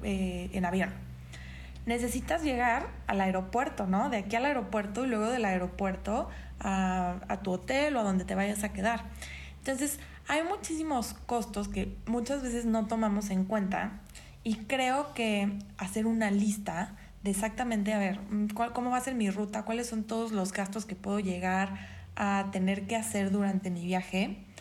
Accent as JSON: {"language": "Spanish", "country": "Mexico", "said": "otra gran área de oportunidad como mexicanos"}